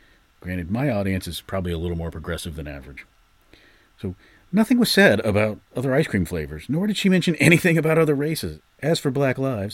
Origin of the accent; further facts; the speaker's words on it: Georgia, United States; my home state of Georgia